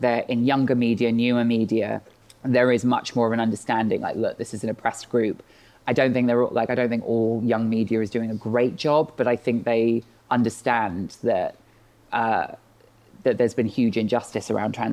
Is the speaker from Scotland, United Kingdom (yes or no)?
no; Bristol, South West England, United Kingdom; I grew up in Bristol. When I was, like living here and growing up here